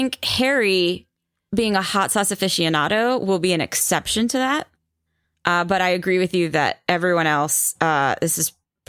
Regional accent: India; I mean, I'll be honest, as an Indian person, like Thai spicy scares me.

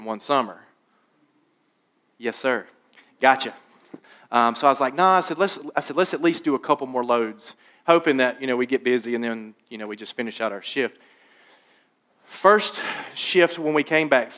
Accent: Laurinburg, North Carolina, United States; my dad got me a job working at a glass factory in my hometown of Laurinburg, North Carolina.

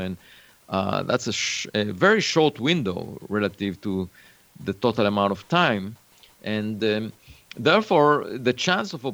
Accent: Israel; moved away; I was born in Israel

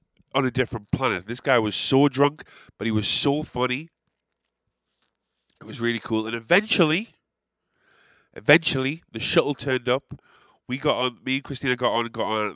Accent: England, United Kingdom; as an Englishman

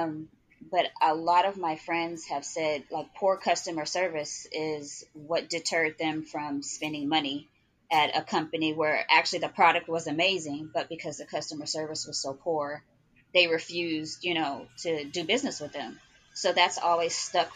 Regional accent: Oakland, California, United States; also born or lived in Oklahoma City, Oklahoma; now in Atlanta, United States; I'm originally from Oakland, California. I moved to Oklahoma City. So I had been there for about 20 years. And then I'm recently relocated to Atlanta.

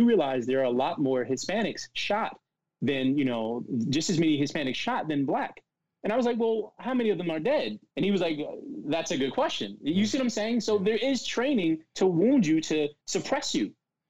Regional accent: Paterson, New Jersey, United States; growing up in Patterson, I remember the day one of them was dropped on this, my friend Atia was dropped off, and everybody saw her father, white father

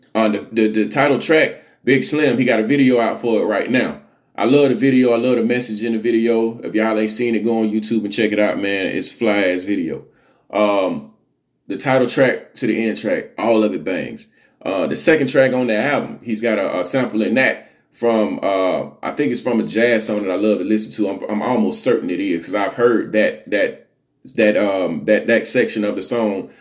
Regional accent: Alabama, United States; I'm from the South. I'm a Southern boy. I'm from Alabama

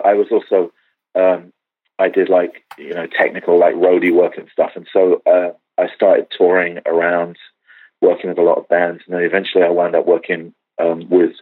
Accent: England, United Kingdom; now in Los Angeles, United States; I'm actually English, and I grew up in a decidedly non-religious environment.

